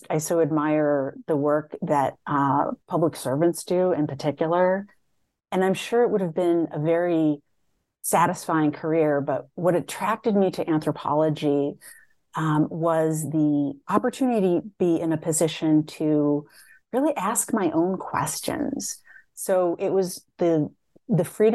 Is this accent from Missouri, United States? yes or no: no; Madison, Wisconsin, United States; I grew up in a very diverse neighborhood in Madison, Wisconsin